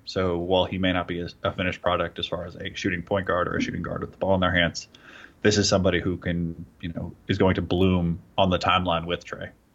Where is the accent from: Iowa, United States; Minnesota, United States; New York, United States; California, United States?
California, United States; I grew up in California